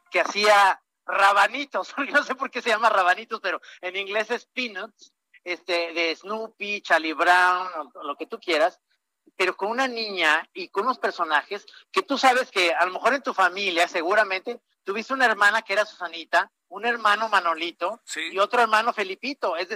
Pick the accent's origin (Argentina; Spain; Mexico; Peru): Mexico; Guadalajara, Jalisco; moved away; soy tapatío